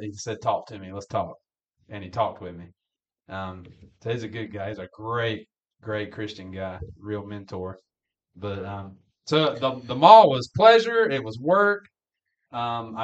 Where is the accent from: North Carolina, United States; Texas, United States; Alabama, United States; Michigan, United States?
North Carolina, United States; Greensboro; I grew up in Greensboro, and there's a big mall there.